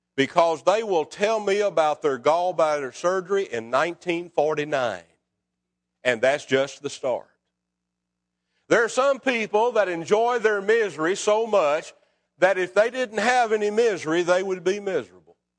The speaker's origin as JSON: {"language": "English", "town": "Scottsville", "region": "Kentucky", "country": "United States", "tie": "born or raised there", "said": "When I was a boy growing up in Scottsville, Kentucky, we lived on North Sixth Street"}